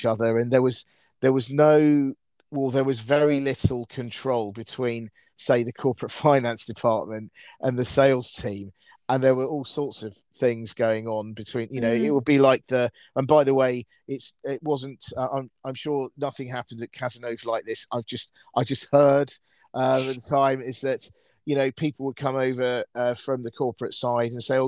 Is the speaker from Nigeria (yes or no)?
no; United Kingdom; I'm British